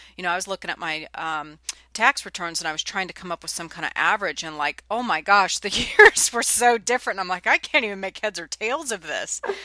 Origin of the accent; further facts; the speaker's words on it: California, United States; now in Nashville, United States; I'm from California and now I'm in Nashville, Tennessee